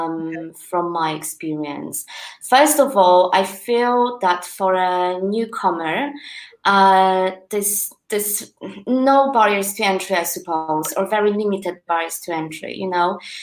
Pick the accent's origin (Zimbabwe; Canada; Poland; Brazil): Poland; English is a second language; now in United Kingdom; Poland, my home country